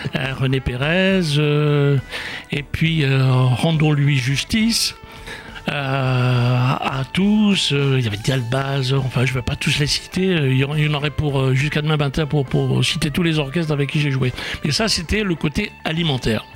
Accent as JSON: {"language": "French", "town": "Oran", "region": "Oran Province", "country": "Algeria", "tie": "born or raised there", "said": "quand j'étais gamin euh, en Algérie, à Oran"}